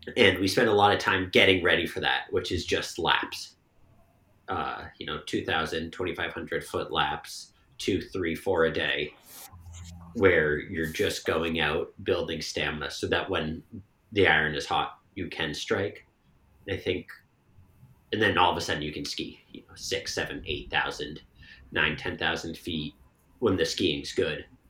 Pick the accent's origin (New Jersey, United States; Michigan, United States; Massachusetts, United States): Massachusetts, United States; Bedford; also born or lived in Maine / Connecticut; now in Stowe, United States; I'm from Bedford, Massachusetts